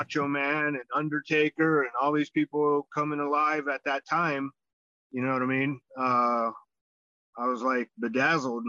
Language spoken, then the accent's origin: English; Los Angeles, California, United States; also born or lived in Israel; I was born here in the United States, California, Los Angeles area. It kind of, you sink into little suburbs, and I was in North Hollywood